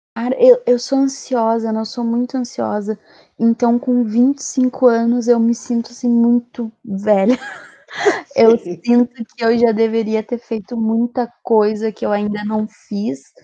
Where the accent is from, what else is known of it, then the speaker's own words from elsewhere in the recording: São Jerônimo, Rio Grande do Sul, Brazil; also born or lived in Santa Cruz do Sul; sou de São Jerônimo, também conhecida como Terra do Arthur. Morei, morei muitos anos em Santa Cruz do Sul, agora voltei para São Jerônimo